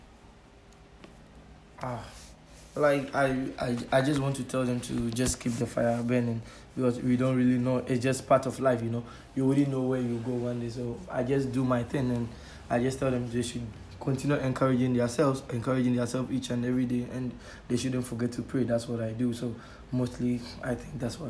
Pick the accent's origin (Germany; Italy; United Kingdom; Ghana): Ghana; now in Spain; I was in, I think, JHS in Ghana.